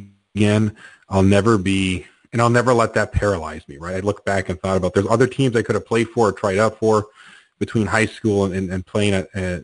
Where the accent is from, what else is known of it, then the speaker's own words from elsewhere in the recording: Canada; I'm Canadian